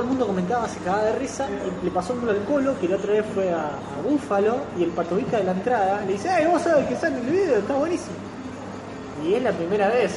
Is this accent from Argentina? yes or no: yes; Rosario, Santa Fe, Argentina; soy de Rosario